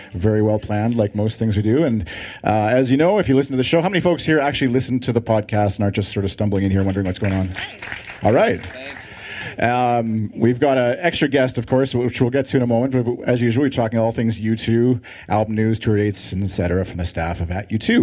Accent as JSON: {"language": "English", "country": "Canada", "said": "I'm from Canada"}